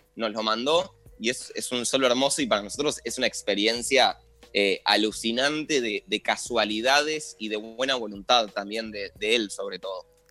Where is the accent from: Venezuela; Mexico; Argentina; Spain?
Argentina; como argentino